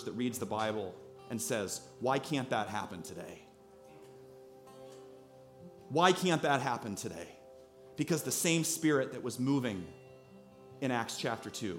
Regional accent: Iowa, United States; We're from Iowa

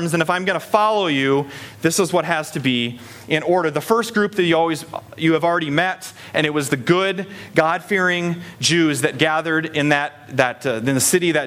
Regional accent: Story City, Iowa, United States; growing up in Story City, which is like the hub of North American Scandinavia

